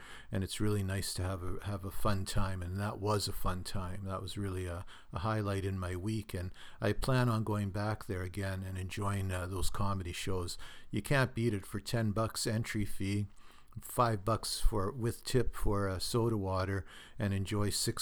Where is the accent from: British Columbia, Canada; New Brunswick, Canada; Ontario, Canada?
Ontario, Canada; Thunder Bay; Thunder Bay, my hometown